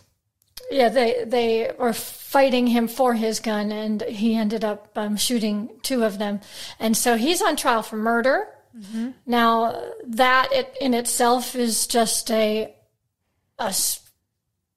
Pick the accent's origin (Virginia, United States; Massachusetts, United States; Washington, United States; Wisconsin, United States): Wisconsin, United States; Wisconsin, so my home state